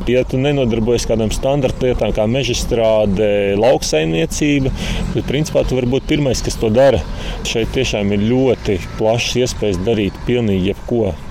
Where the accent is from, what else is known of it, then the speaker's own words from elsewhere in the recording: Salaspils, Salaspils Municipality, Latvia; Jā, esmu no Salaspilsnes pie Rīgas.